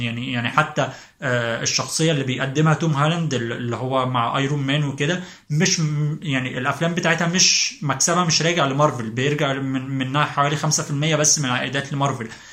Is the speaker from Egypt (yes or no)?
yes; Egypt; إحنا كمصريين